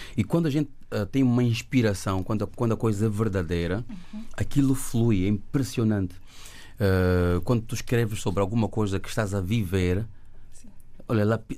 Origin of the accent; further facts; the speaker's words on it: Luanda, Luanda Province, Angola; moved away; also born or lived in Belgium; eu nasci em Luanda, nasci em Angola